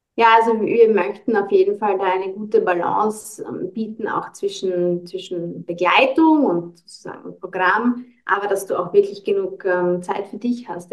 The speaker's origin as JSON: {"language": "German", "country": "Austria", "said": "bei uns in Österreich"}